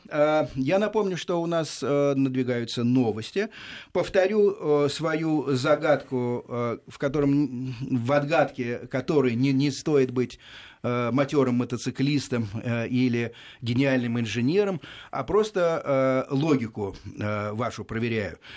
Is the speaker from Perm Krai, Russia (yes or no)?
no; Kirov, Kirov Oblast, Russia; Нет, я из Кирова.